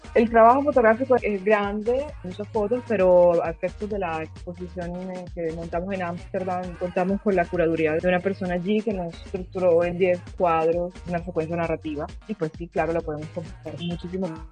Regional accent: Cartagena, Bolívar, Colombia; moved away as an adult; also born or lived in Caracas, Venezuela; now in Rome, Italy; yo nací en Venezuela y me crié eh, entre Caracas y Cartagena

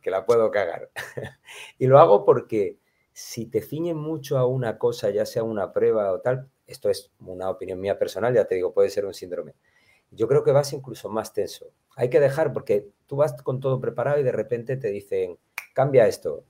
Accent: Málaga, Andalusia, Spain; yo soy malagueño, eh, eh, tengo mi sentimiento andaluz a tope

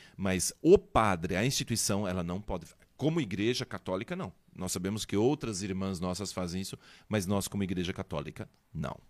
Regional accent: São Bento do Sul, Santa Catarina, Brazil; moved away; Eu sou de São Bento

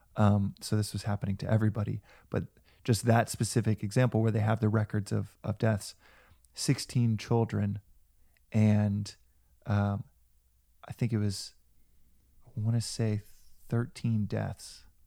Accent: United States; also born or lived in South Africa; as American

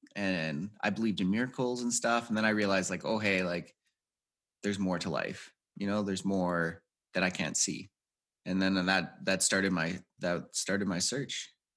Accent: Edmonton, Alberta, Canada; I grew up in Edmonton, Alberta, Canada

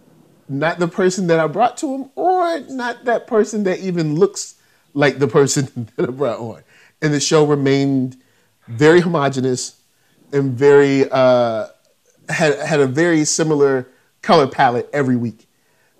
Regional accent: Virginia, United States; I'm from Virginia, so I'm a little further north

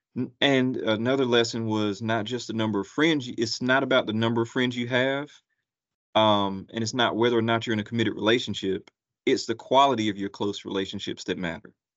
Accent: Gastonia, North Carolina, United States; moved away as an adult; also born or lived in Atlanta, Georgia; now in Columbus, United States; I'm originally from Gastonia, North Carolina

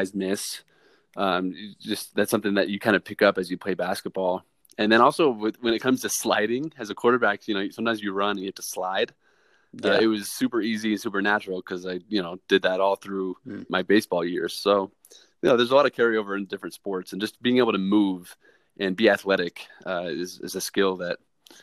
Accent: Boise, Idaho, United States; my hometown team, Boise State

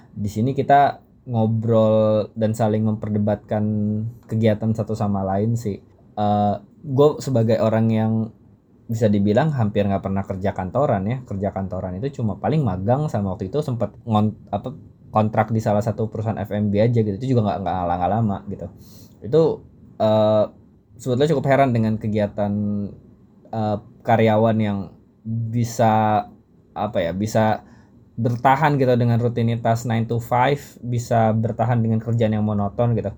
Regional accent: Jakarta, Indonesia; karena ya gue orang Betawi tinggal di Jakarta.

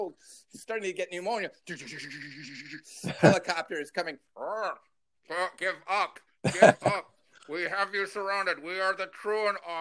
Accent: Libertyville, Illinois, United States; my hometown, the town of Libertyville, Illinois.

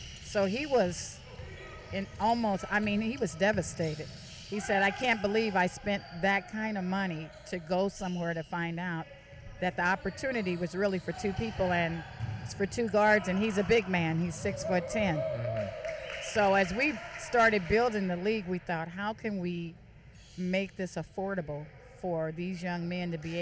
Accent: Kansas, United States; I'm from Kansas.

